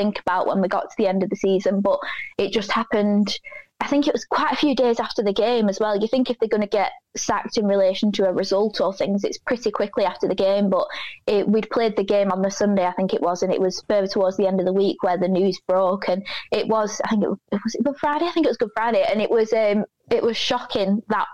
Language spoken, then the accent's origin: English; Burnley, North West England, United Kingdom; I was born in Burnley. I'm from a very Burnley family